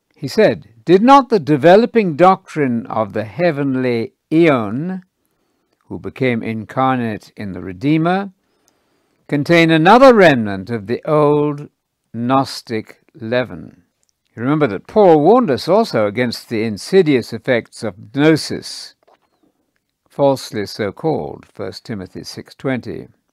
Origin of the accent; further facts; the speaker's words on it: United Kingdom; moved away; Britain, where I grew up in the Church of England